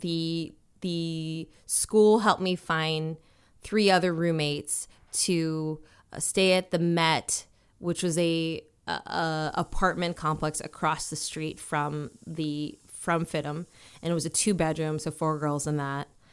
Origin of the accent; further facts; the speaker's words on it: Minnesota, United States; also born or lived in Washington, D.C.; growing up for me was like, it was, um, in Minnesota. Um, I was born in Washington, D C. Then we moved to Minnesota.